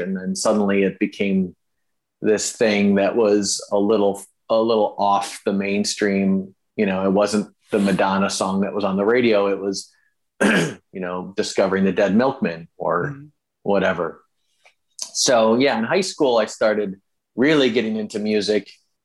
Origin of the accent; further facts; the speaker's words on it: Madison, Wisconsin, United States; moved away as an adult; also born or lived in Chicago, Illinois / Milwaukee, Wisconsin; now in Los Angeles, United States; I spent my whole life, grew up in the same house in Madison, went to elementary school and then high school in Madison